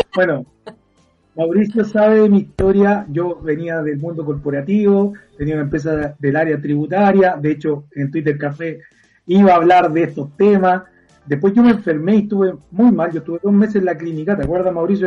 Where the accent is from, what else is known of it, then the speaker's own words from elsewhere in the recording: Viña del Mar, Valparaíso, Chile; Los que somos de Viña